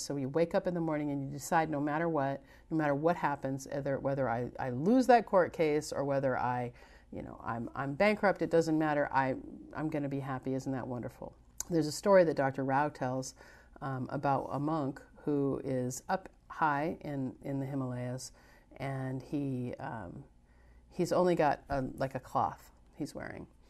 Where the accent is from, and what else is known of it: United States